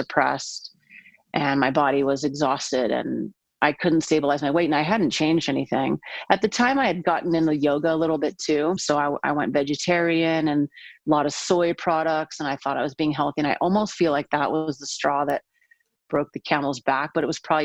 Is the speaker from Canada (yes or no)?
no; San Diego, California, United States; I'm from San Diego